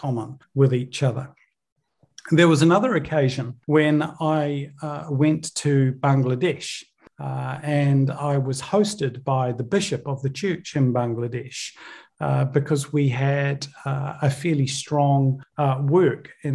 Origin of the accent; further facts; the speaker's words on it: New Zealand; also born or lived in Northern Ireland, United Kingdom; I was born in the United Kingdom, in Northern Ireland, moved over to New Zealand when I was around 8 years old.